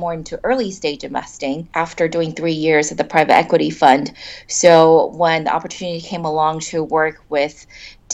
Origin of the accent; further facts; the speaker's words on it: Silicon Valley, California, United States; moved away as an adult; now in China; I grew up in Silicon Valley